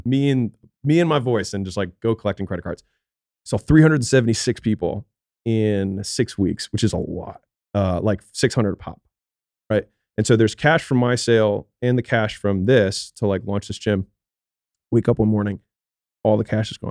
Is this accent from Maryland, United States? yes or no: yes; Baltimore, Maryland, United States; moved away; I'm from Baltimore